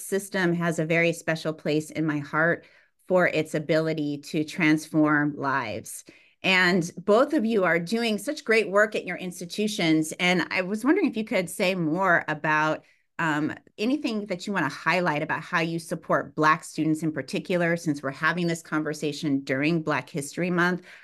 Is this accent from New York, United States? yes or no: no; San Bernardino, California, United States; also born or lived in Fontana, California; I was born in Fontana, California, raised in San Bernardino, California